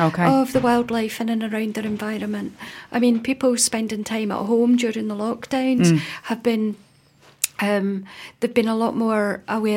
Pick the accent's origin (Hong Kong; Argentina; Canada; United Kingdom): United Kingdom; Scotland; I'm Scottish.